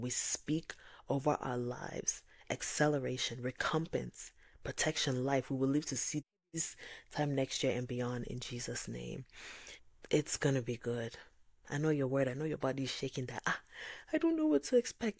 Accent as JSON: {"language": "English", "country": "Nigeria", "said": "I'm Nigerian"}